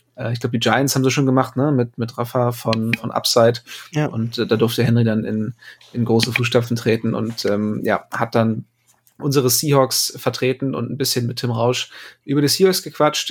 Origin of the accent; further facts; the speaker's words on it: Northern Germany, Germany; als Norddeutscher